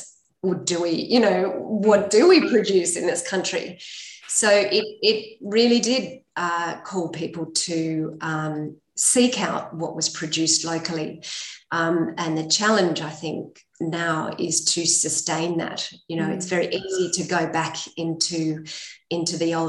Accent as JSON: {"language": "English", "country": "Australia", "said": "as Australian dairy farmers"}